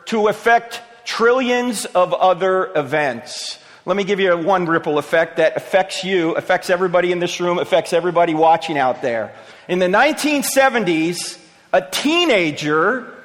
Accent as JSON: {"language": "English", "region": "New Jersey", "country": "United States", "moved": "yes", "said": "I'm from New Jersey originally"}